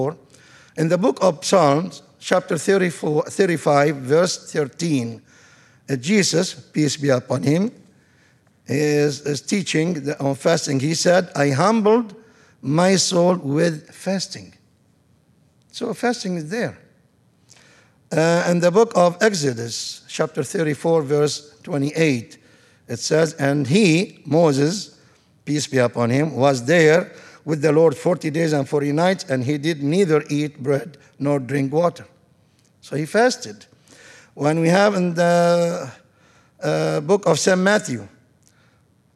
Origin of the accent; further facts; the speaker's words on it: Tripoli, North Governorate, Lebanon; moved away as an adult; now in Tarrant County, United States; Tripoli, I'm from Tripoli, Beirut, and Tripoli, second city in Lebanon